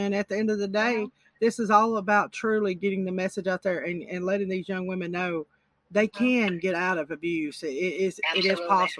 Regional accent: Alabama, United States; Yes. Alabama.

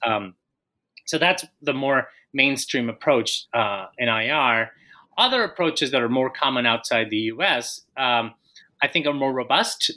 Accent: Colombia; moved away as an adult; also born or lived in Minnesota; I am Colombian. I was born and raised in Colombia

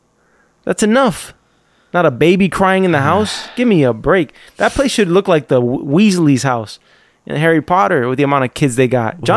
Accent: London, United Kingdom; I'm from London.

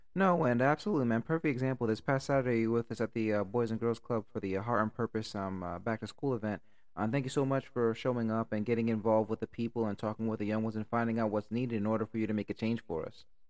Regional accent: Stamford, Connecticut, United States; I'm growing up in Stanford

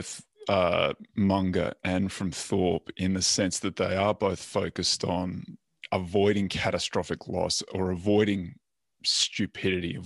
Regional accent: Australia; now in Los Angeles, United States; being Australian

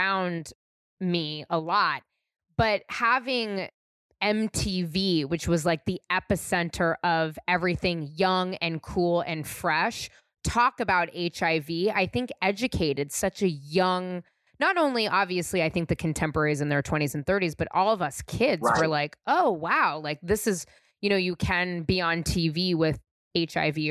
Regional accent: San Francisco, California, United States; I'm born and raised in San Francisco, and I'm in my mid-30s

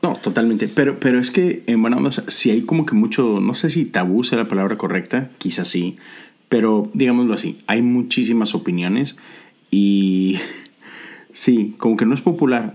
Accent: Monterrey, Nuevo León, Mexico; now in Houston, United States; nosotros vivimos en Houston, Texas, no somos de Houston, somos los dos de Monterrey

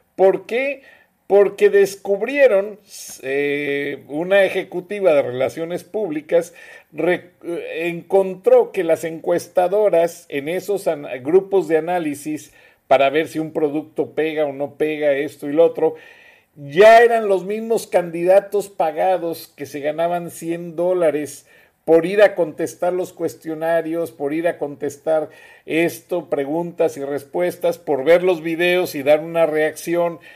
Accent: Mexico; now in United States; en Estados Unidos de los 60 millones de mexicanos, naturalizados, no naturalizados, somos mexicanos

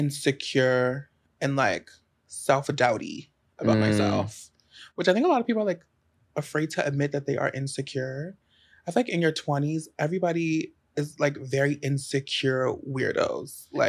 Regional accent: Baltimore, Maryland, United States; moved away as an adult; now in New York, United States; I literally had just moved back to Baltimore where I'm from. From New York.

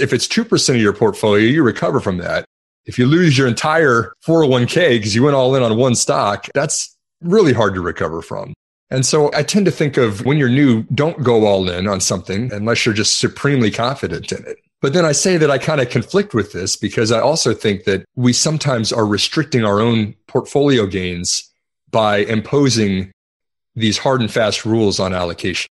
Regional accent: Texas, United States; I'm from Texas

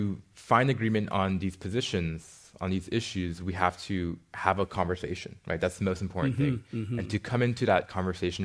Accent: South San Francisco, California, United States; growing up in South City

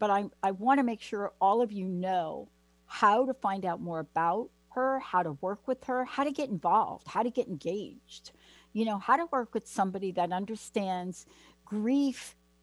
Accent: East Coast, United States; moved away; I grew up on the East Coast, and one of the things we had back East were things called the diner

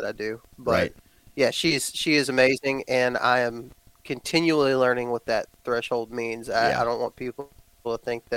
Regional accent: Texas, United States; moved away; I was raised in Texas

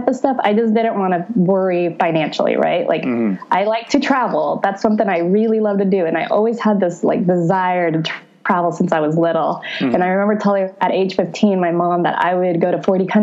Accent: Houston, Texas, United States; I was born and raised in Houston, Texas, to a family from El Salvador.

